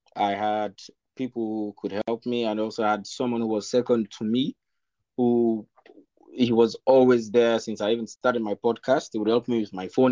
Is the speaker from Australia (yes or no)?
no; Sierra Leone; moved away as an adult; now in Nanjing, China; I'm from Sierra Leone, uh, West Africa